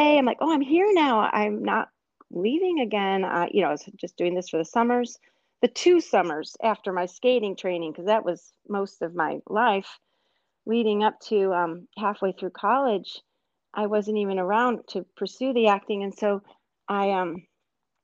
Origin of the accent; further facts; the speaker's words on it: United States; now in Seattle, United States; as an American